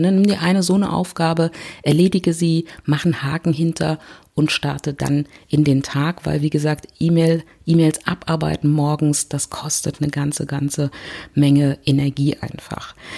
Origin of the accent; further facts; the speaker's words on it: Berlin, Germany; ich komme aus Berlin